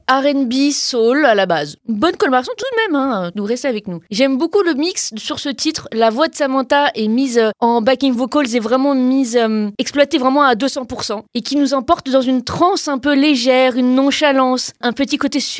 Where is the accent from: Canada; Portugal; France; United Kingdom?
Portugal; Je ne suis pas espagnole, je suis portugaise, hein, donc euh, ni mexicaine